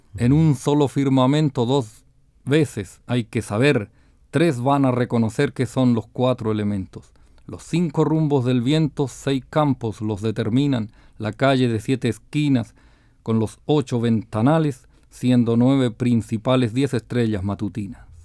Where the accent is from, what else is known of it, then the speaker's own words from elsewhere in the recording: Ñuble, Chile; moved away; del estilo de mi tierra, de la provincia de Ñuble